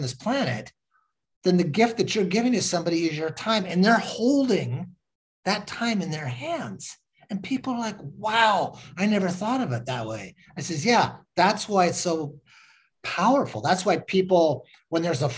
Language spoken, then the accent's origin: English; Washington, United States; I was raised in Washington State